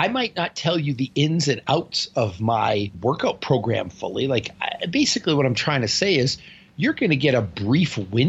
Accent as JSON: {"language": "English", "region": "Northern Canada", "country": "Canada", "said": "Well, I'm from Northern Canada, and everyone where I'm from looks like that. We're direct from a Viking bloodline."}